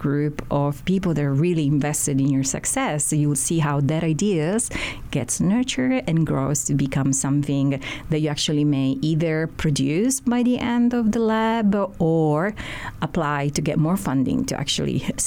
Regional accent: Sicily, Italy; also born or lived in Baltimore; now in Honolulu, United States; I'm originally from Sicily, from Italy.

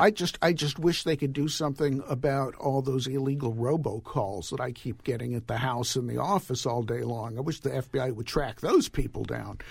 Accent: Los Angeles, California, United States; My hometown, Woodland Hills, California

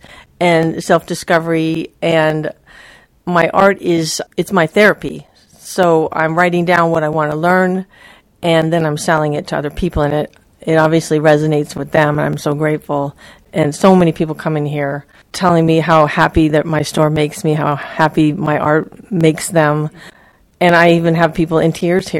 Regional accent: Maui, Hawaii, United States; now in Joshua Tree, United States; I grew up on Maui

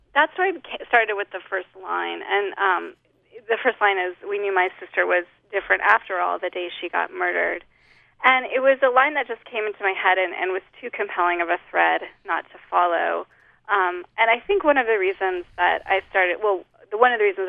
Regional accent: Holladay, Utah, United States; moved away as an adult; now in Lafayette, United States; I grew up in Holiday

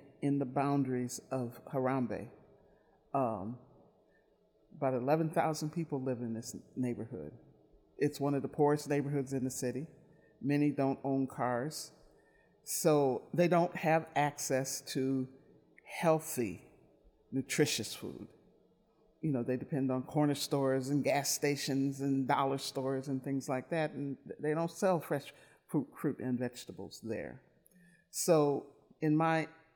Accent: Milwaukee, Wisconsin, United States; I grew up in Milwaukee, born and raised

